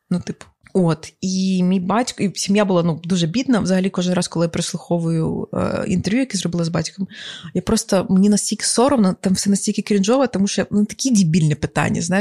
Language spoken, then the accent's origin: Ukrainian; Ukraine; Я народилася в Україні